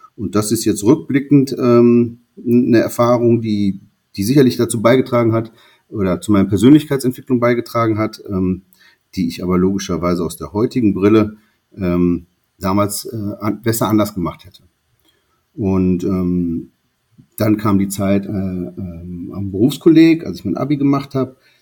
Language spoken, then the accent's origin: German; North Rhine-Westphalia, Germany; Ich bin auf, äh, in einem kleineren Dorf groß geworden am Niederrhein